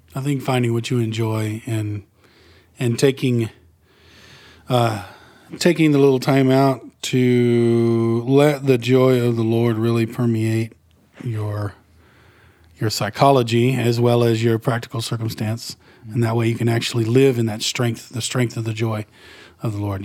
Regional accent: Northeast Texas, United States; I grew up in Redneck, Northeast Texas

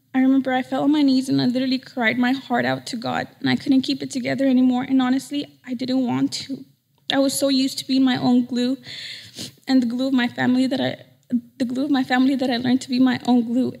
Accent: United States; moved away as an adult; Nací, crecí en el Valle. I was born and raised in the Valley

